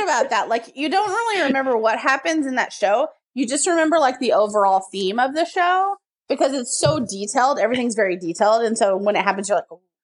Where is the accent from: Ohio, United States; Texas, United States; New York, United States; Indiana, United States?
Texas, United States; I'm from Texas